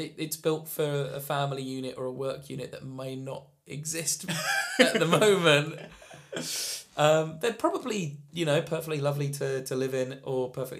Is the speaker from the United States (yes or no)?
no; Enfield, London, United Kingdom; I grew up in Enfield.